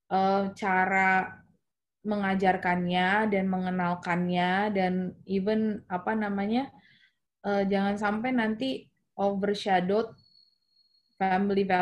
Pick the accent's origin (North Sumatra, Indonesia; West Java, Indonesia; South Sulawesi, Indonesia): North Sumatra, Indonesia; kalau gue yang gue tahu karena gue orang Batak gitu ya